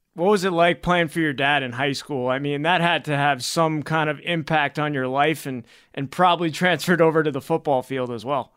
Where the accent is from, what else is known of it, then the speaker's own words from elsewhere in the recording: East Coast, United States; moved away; growing up on the East Coast